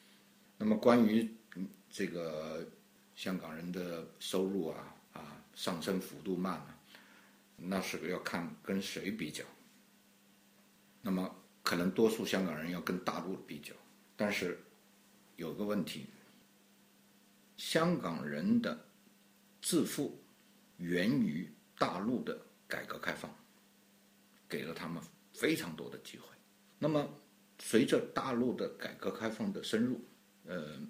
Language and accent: Chinese; China; 我觉得我 我作为中国人，我很理解。